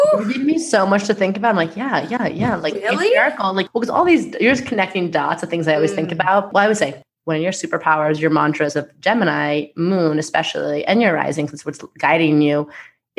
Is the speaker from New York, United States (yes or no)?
yes; Long Island, New York, United States; I'm from Long Island and proud.